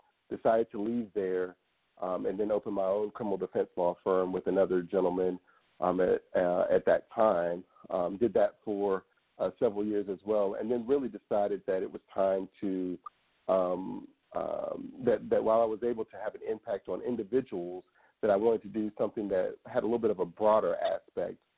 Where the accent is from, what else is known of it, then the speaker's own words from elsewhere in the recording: Tallahassee, Florida, United States; also born or lived in Orlando, Florida; I come from Tallahassee, Florida, born and raised right here in Tallahassee, where I currently live